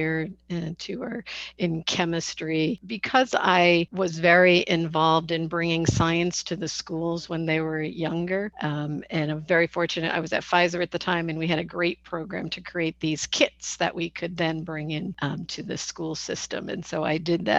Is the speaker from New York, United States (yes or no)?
no; Connecticut, United States; I happen to grow up in Connecticut, just an hour north of where I live now